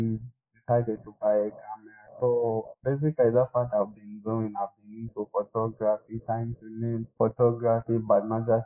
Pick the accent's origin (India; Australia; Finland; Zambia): Zambia; moved away as an adult; now in Moscow, Russia